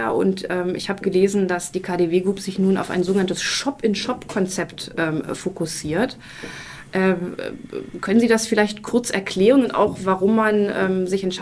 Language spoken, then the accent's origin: German; Berlin, Germany; Ich sage jetzt mal das Beste natürlich, weil als Berliner muss man da ja drauf bestehen.